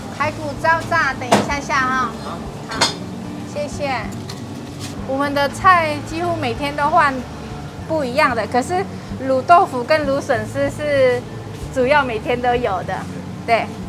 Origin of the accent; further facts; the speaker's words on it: Vietnam; Chinese is a second language; moved away as an adult; now in Taiwan; 我是，嗯，越南来的，新住民